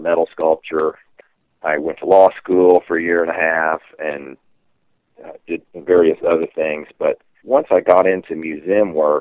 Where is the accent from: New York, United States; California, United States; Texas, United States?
Texas, United States; growing up in Texas